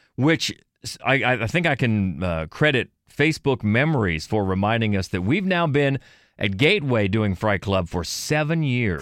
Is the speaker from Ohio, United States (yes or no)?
yes; Cambridge, Ohio, United States; I'm from Cambridge, Ohio